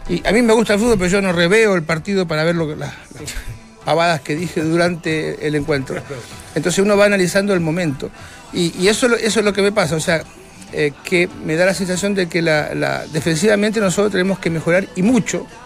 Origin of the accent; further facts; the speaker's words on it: Argentina; Y, te pongo, por ejemplo, hablamos de Argentina. Yo siendo argentina